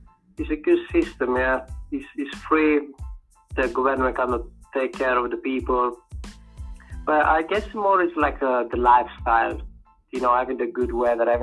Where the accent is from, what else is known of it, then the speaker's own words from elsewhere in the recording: Catania, Sicily, Italy; English is a second language; now in London, United Kingdom; I was born in Catania, in Sicily, in the south of Italy. Grow up over there is like, it's a nice place